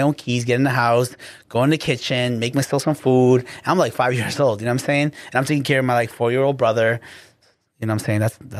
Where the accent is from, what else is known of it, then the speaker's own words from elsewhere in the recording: Guatemala; No, I'm like Guatemalan. Okay. Straight up, like hardcore blood.